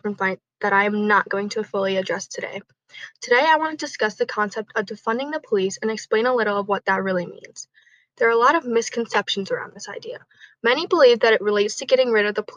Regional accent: Rochester, New York, United States; my hometown of Rochester, New York

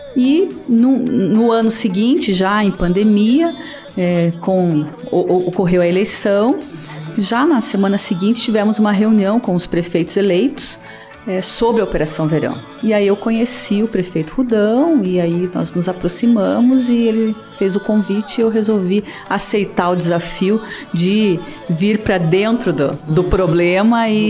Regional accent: União da Vitória, Paraná, Brazil; eu nasci em União da Vitória, né, no sul do estado do Paraná

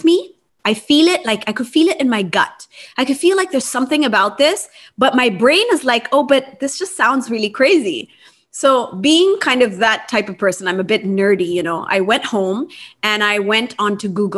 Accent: Japan; moved away as an adult; also born or lived in United States; I grew up in Japan and I went to college in the US

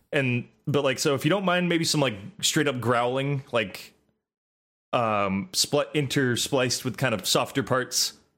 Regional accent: United States; I'm American

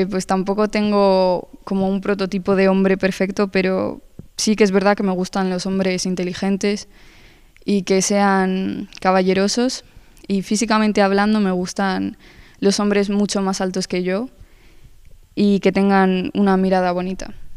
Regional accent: Spain; yo nací aquí en España, llevo toda la vida aquí, pero mis orígenes son colombianos, toda mi familia es colombiana

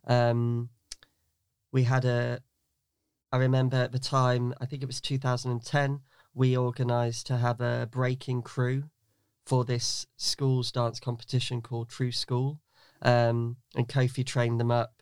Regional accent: Newark, East Midlands, United Kingdom; I grew up in Newark, in Nottinghamshire

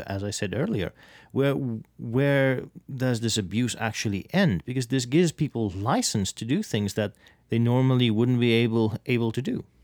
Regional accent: South Africa; now in United States; my home country of South Africa

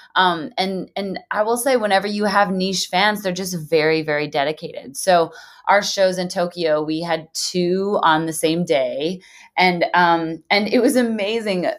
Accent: Canada; moved away as an adult; now in Nashville, United States; the past 11 years of living in Nashville and, and, building my business down here and, and, you know, being a Canadian, getting a visa, getting a green card

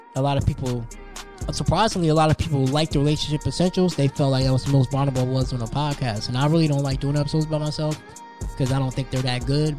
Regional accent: New Jersey, United States; moved away; I'm from New Jersey

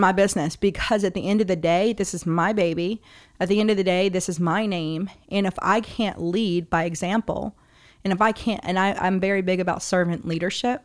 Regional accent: New Orleans, Louisiana, United States; I was born and raised in the area.

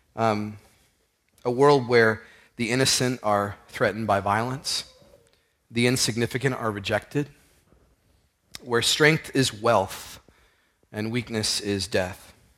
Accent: Houston, Texas, United States; I grew up in Houston

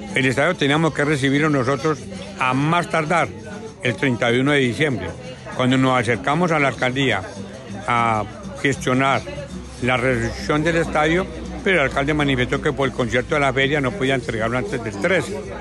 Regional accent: Colombia; A nosotros como colombianos

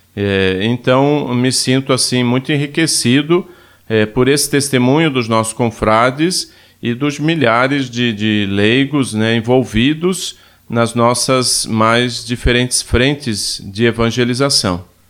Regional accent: Ituporanga, Santa Catarina, Brazil; eu venho de uma cidade de Santa Catarina chamada Ituporanga

